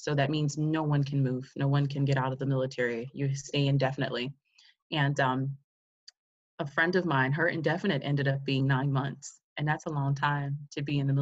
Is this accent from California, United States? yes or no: no; New York City, New York, United States; moved away as an adult; also born or lived in Hawaii; I'm a girl from Queens, New York, and I ended up in Hawaii at 19 years old